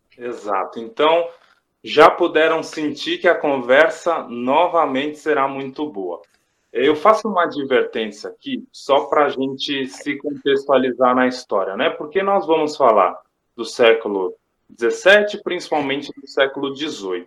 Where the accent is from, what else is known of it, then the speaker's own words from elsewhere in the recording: Brazil; todos somos brasileiros